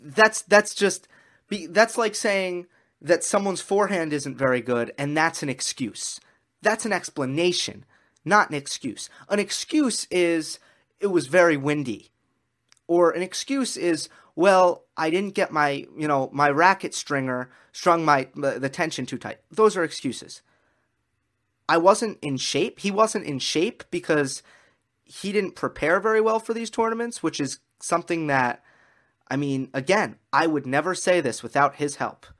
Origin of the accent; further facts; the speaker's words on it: New York, United States; I am a New Yorker.